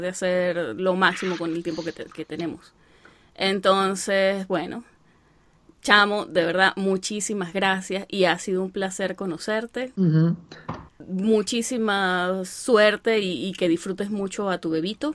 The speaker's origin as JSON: {"language": "Spanish", "country": "Venezuela", "moved": "yes", "said": "ya somos muchos los venezolanos que estamos aquí"}